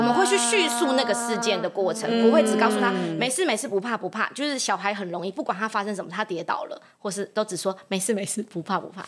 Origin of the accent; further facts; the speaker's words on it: Taoyuan, Taiwan; moved away as an adult; now in Zhunan, Taiwan; 我是桃园人